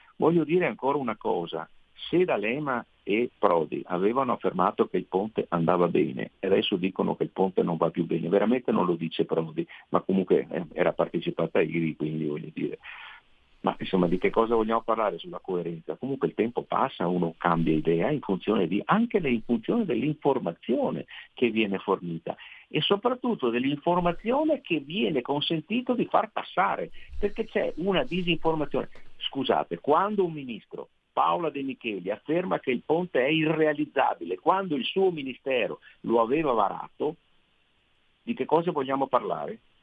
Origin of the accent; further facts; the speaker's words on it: Veneto, Italy; accent: Venetian; nel mio Veneto, eh, come si sente dal mio accento che non tradisco e anzi amo